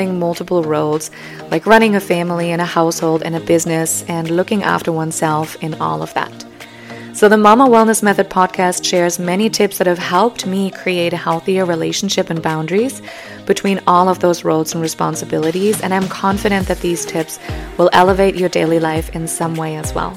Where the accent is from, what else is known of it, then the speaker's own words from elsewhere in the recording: Germany; English is a second language; moved away; I'm originally from Germany, so if you detect a hint of an accent or stumble over some of my words, that may be why